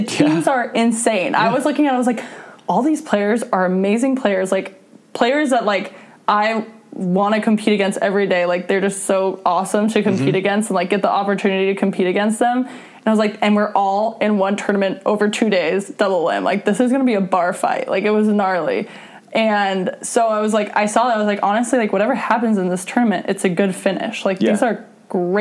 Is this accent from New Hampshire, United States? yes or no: no; Seattle, Washington, United States; now in Hermosa Beach, United States; in Seattle, because, like, that was my hometown